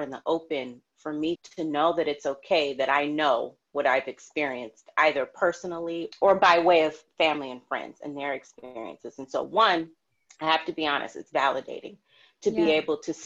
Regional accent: Los Angeles, California, United States; I'm from LA, I was also raised during the LA riots. And I was 10 or 11 years old

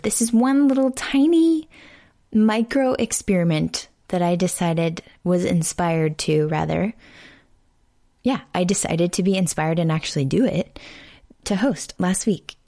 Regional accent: Houston, Texas, United States; here in Houston, in my hometown

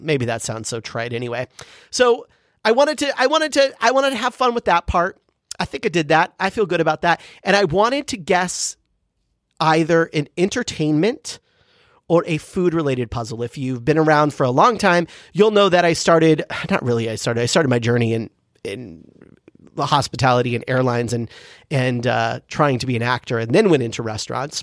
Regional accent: San Diego, California, United States; growing up in San Diego with my mom and sister

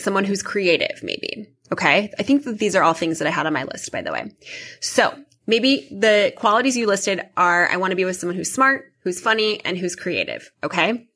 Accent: Midwest, United States; also born or lived in New York / California; now in Chicago, United States; I grew up in the Midwest

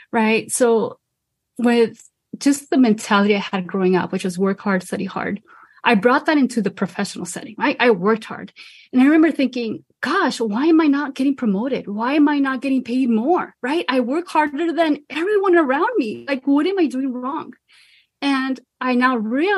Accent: Los Angeles, California, United States; I'm originally from Boyle Heights, Los Angeles, and I come from a Mexican American family

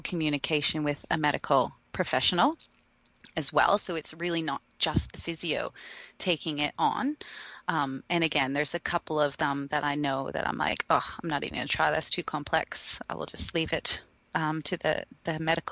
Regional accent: Canada; now in Australia; being Canadian, but then also living here

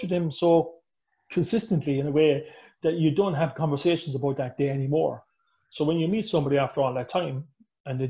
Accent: Ireland; I'm Irish

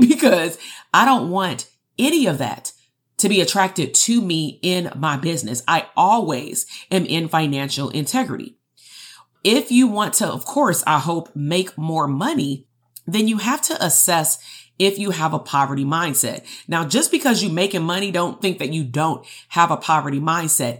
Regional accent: Compton, California, United States; growing up in Compton amongst my peers

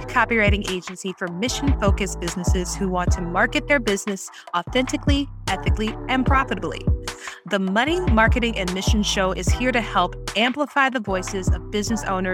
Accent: New Orleans, Louisiana, United States; accent: Yat; I am from New Orleans, one of the greatest cities in this great United States of America

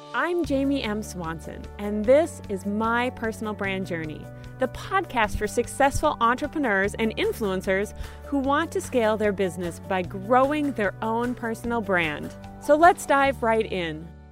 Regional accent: North Dakota, United States; now in Minnesota, United States; I grew up in North Dakota

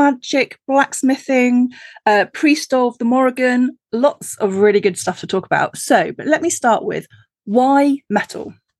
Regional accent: United Kingdom; for me being a Brit

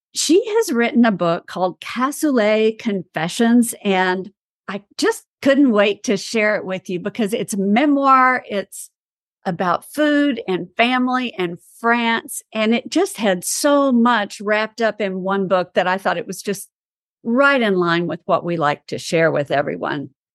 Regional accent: East Texas, United States; I am from East Texas

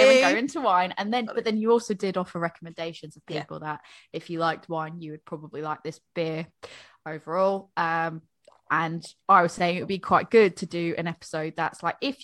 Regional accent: United States; moved away as an adult; now in England, United Kingdom; I'm American, married to a Brit who likes barbecue. We live in England

